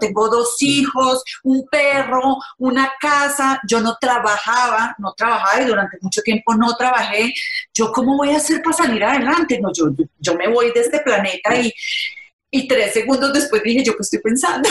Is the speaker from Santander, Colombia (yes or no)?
no; Paisa, Antioquia, Colombia; yo soy paisa